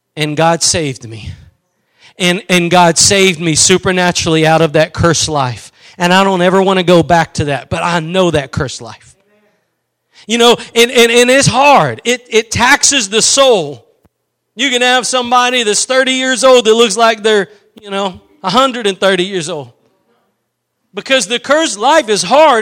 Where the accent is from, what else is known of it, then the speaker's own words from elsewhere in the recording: East Texas, United States; I'm from East Texas